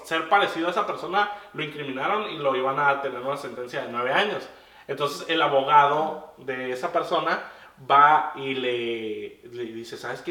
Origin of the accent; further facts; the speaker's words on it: Mexico; also born or lived in Tijuana; por el hecho de ser mexicano